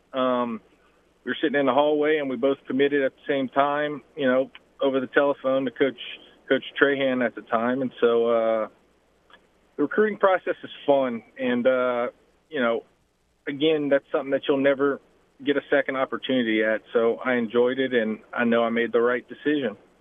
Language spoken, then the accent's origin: English; Lafayette, Louisiana, United States; my hometown where I grew up